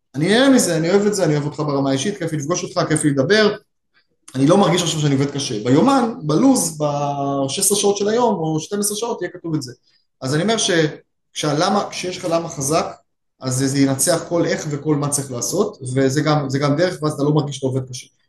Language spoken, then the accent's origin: Hebrew; Israel; כישראלי וכיהודי